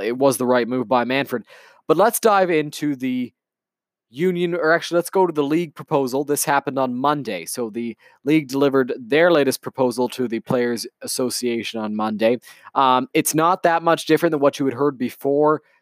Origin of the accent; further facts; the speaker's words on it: Canada; as a Canadian baseball fan